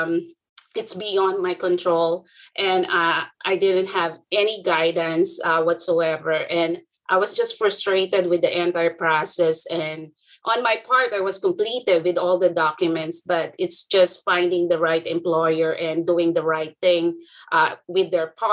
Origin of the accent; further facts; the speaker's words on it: Philippines; moved away as an adult; now in United States; I'm from the Philippines. I'm a foreign educated